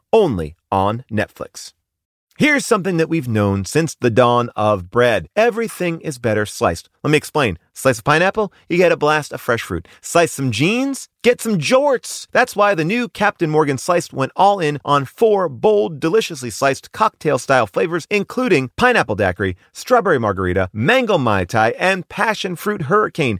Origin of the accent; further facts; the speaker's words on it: Ireland; as an Irish person